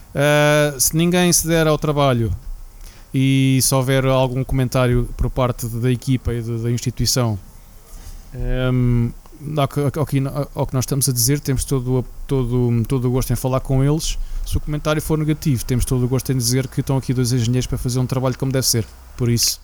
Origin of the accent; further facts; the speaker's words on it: Portugal; moved away as an adult; Profissionais como, como, como eu. Uh, que saímos de Portugal